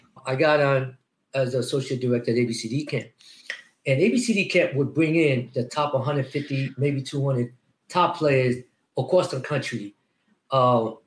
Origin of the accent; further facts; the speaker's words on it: Roosevelt, New York, United States; growing up in Roosevelt, Long Island